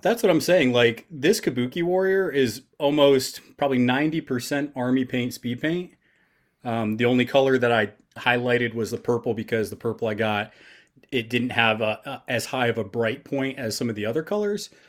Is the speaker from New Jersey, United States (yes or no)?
no; New York, United States; I'm from New York